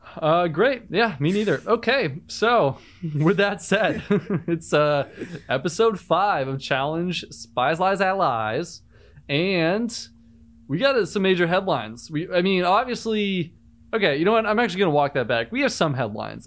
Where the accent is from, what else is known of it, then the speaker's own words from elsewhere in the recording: Cape Cod, Massachusetts, United States; I'm from Cape Cod, Massachusetts